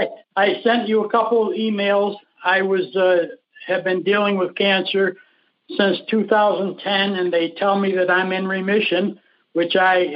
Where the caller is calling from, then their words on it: Tucson, Arizona, United States; Tucson, Arizona.